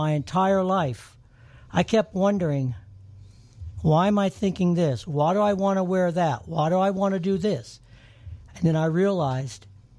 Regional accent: Pensacola, Florida, United States; moved away as an adult; now in Las Vegas, United States; I also am originally from Pensacola, Florida

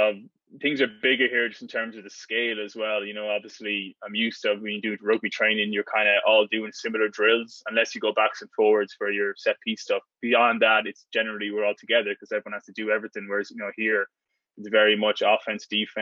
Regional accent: Ireland; moved away as an adult; now in United States; being the Irish fella

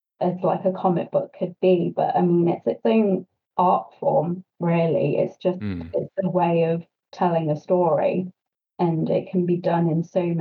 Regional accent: Nottingham, East Midlands, United Kingdom; moved away as an adult; now in High Wycombe, United Kingdom; I'm actually from Nottingham originally

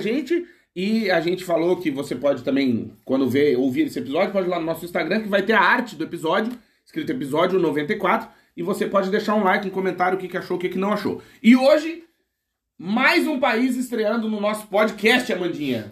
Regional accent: Rio Grande do Sul, Brazil; Eu também sou gaúcho

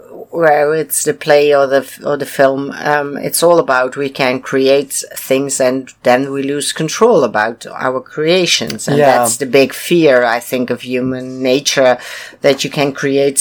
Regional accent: United Kingdom; Yeah, of course I do. I'm British, don't you hear?

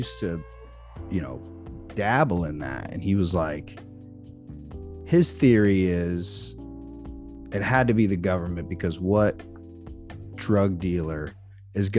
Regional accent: Freeport, Illinois, United States; Growing up in Freeport

